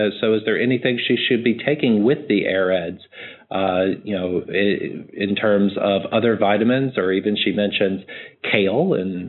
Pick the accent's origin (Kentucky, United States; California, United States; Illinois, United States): Kentucky, United States; a caller from my home state of Kentucky